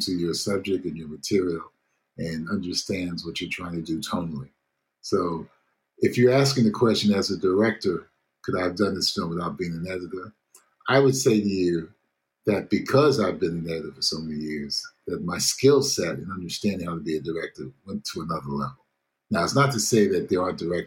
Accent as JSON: {"language": "English", "country": "United States", "tie": "born or raised there", "said": "I grew up in America in the 60s where I had one particular mindset"}